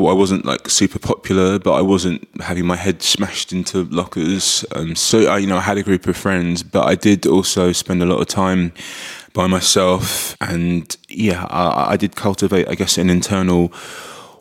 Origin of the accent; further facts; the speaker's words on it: London, United Kingdom; growing up in London